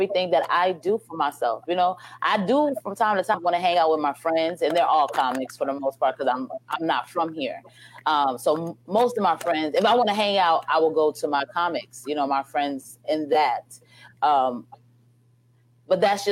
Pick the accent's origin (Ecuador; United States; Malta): United States; New York City, New York; now in Houston, United States; I'm from Brooklyn.